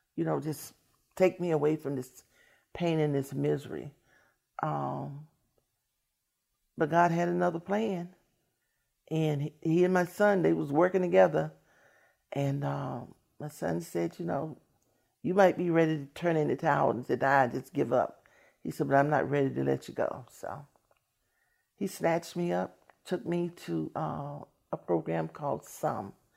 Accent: Washington, District of Columbia, United States; I'm from Washington, D C.

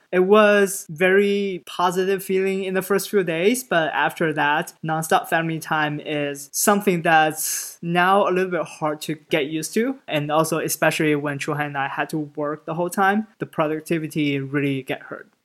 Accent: Shanghai, China; moved away; Growing up in Shanghai, I always feel like Shanghai is a home

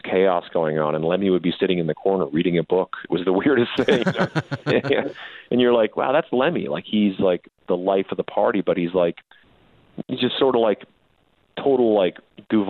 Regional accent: Canada; also born or lived in Saskatchewan; now in Las Vegas, United States; being Canadian living in the States

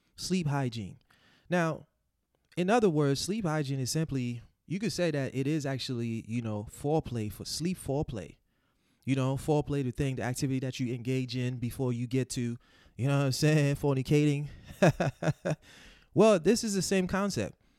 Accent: Haiti; moved away; growing up in Haiti in the 90s, you know, we didn't have power 24-7.

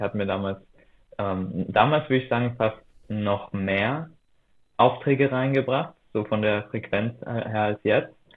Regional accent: Austria; moved away as an adult; also born or lived in Berlin; damals noch in Österreich, dort wo ich aufgewachsen bin

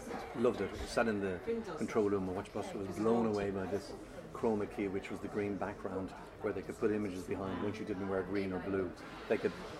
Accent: Dublin, Leinster, Ireland; I was from Donnybrook originally.

